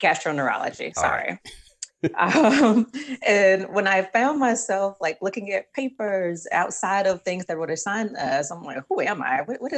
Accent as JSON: {"language": "English", "town": "Birmingham", "region": "Alabama", "country": "United States", "also_born_or_lived": "Atlanta / Houston / Madrid / Galveston", "moved": "yes", "lives_now": "Washington, DC, United States", "said": "I am originally from Birmingham, Alabama, and have lived in Atlanta, Houston, Madrid, Galveston, and now I live in DC"}